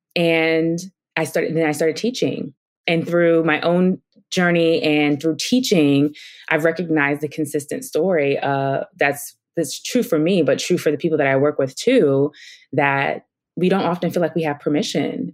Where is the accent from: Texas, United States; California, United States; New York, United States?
New York, United States; New York City; moved away; I grew up in Brooklyn, New York